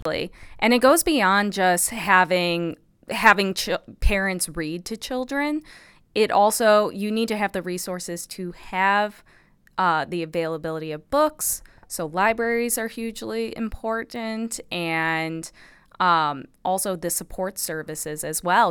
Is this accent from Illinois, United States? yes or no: yes; Illinois, United States; also born or lived in Madison, Wisconsin; I'm originally from Illinois, the Midwest. I'm a Midwest girl.